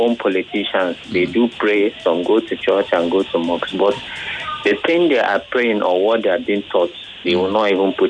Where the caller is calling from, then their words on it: Ojo, Lagos, Nigeria; I'm calling from Ojo.